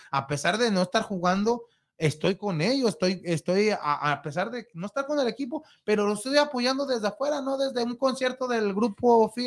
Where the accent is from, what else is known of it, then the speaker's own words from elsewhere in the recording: Mexico; Pues esperemos, como mexicano, eso, es lo que se espero